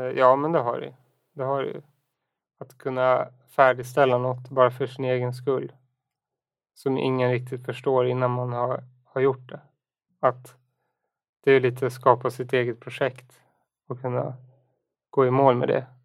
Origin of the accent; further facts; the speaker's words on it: Enhörna, Stockholm County, Sweden; moved away as an adult; also born or lived in United States / Umeå; now in Stockholm, Sweden; jag är uppväxt då i Enhörna utanför Södertälje